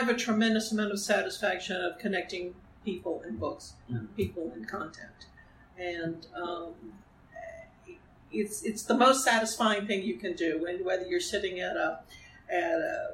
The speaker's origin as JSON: {"language": "English", "town": "New Orleans", "region": "Louisiana", "country": "United States", "tie": "born or raised there", "said": "I grew up in New Orleans, Louisiana"}